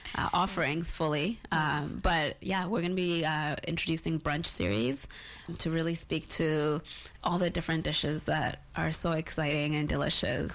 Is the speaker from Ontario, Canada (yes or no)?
yes; Toronto, Ontario, Canada; also born or lived in Isiolo, Kenya; my early childhood, uh, growing up in Kenya and uh, also Toronto for 20 years